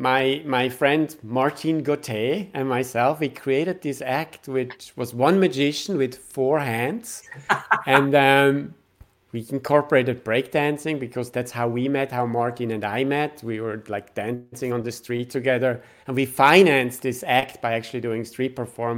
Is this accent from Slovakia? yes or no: no; Switzerland; My background is I'm from Switzerland